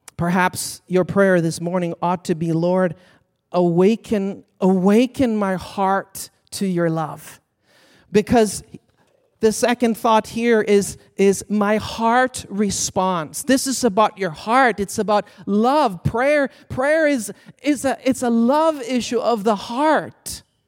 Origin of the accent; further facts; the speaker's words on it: Sweden; moved away as an adult; I was born and raised in Sweden, so I came as an international student.